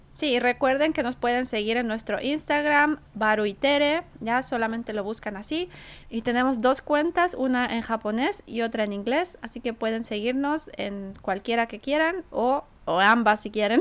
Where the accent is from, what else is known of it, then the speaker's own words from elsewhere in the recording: Santiago, Santiago Metropolitan Region, Chile; now in Tokyo, Japan; cuando era niña, bueno, en Chile, vivía en Santiago